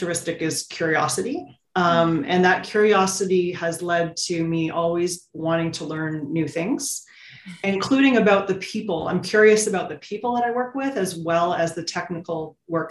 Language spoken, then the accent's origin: English; Ontario, Canada; I grew up in Ontario, you drill a well, it's sweet water